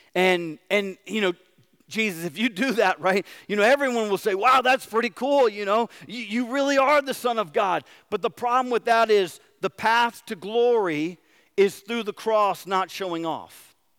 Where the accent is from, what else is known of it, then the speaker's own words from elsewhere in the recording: United States; as American Christians